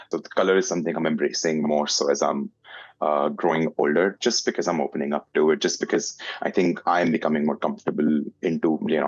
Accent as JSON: {"language": "English", "country": "India", "lives_now": "Canada", "said": "I am an Indian-Canadian portrait artist"}